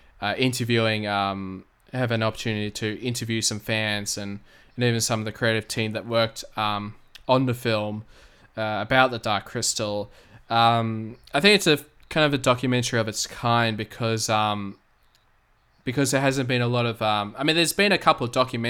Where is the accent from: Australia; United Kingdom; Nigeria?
Australia; I'm from Australia